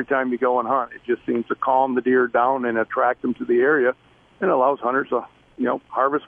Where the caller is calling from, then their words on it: Davison, Michigan, United States; We are actually in Davison, Michigan, which is on the east side. We're about an hour from Port Huron, in between Lansing and Port Huron.